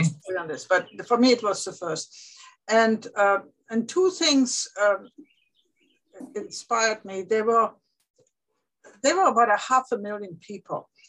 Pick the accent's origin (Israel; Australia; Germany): Germany; moved away; growing up in Germany